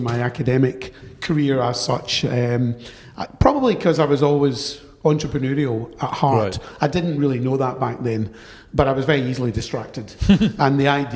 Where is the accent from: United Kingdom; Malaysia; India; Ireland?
United Kingdom; Glasgow, Scotland; accent: Glaswegian; moved away as an adult; also born or lived in London; despite my Glaswegian tone, I was born in London, but adopted and brought up in Glasgow